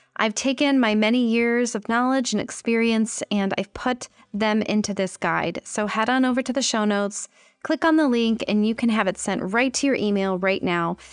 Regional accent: United States

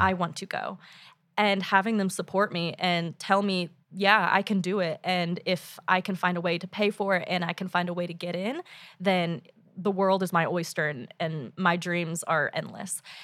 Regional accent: Edmond, Oklahoma, United States; moved away as an adult; now in Oxford, United Kingdom; I am from Edmond, Oklahoma, and I'm a member of the Seminole Nation of Oklahoma, which is, as you said, an indigenous nation there. I was born and raised in Oklahoma

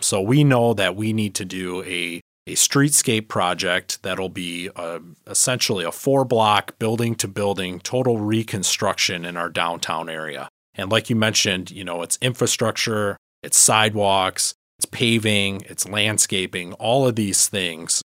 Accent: Harbor Beach, Michigan, United States; I was born and raised in the Thumb, um, in Harbor Beach, Michigan

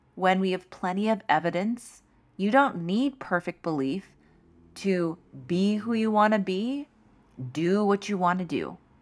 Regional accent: New York City, New York, United States; as a New Yorker

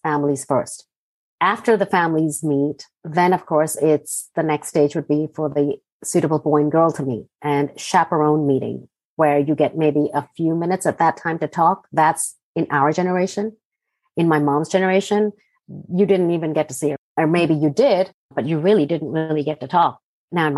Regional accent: Hong Kong; also born or lived in Jaipur, India / Singapore; now in United States; I grew up in Hong Kong

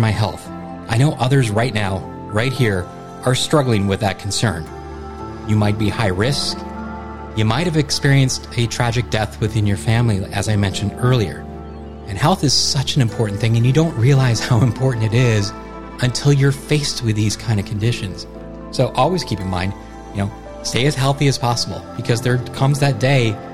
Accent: United States; Being an American citizen

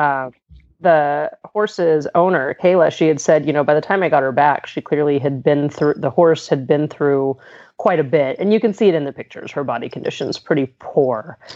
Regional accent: Southern California, United States; moved away as an adult; also born or lived in Pennsylvania; now in Pittsburgh, United States; I'm I'm originally from Southern California

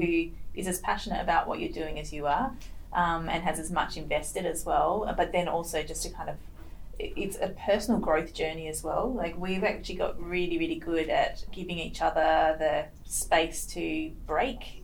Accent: Perth, Western Australia, Australia; I'm Perth born and bred. Um, what we WA people called sand gropers. I am truly a sand groper

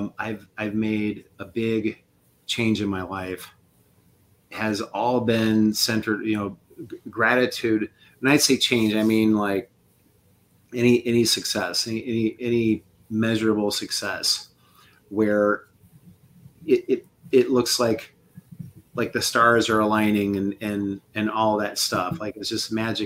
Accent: Quincy, Illinois, United States; I'm from Quincy, Illinois, a little town

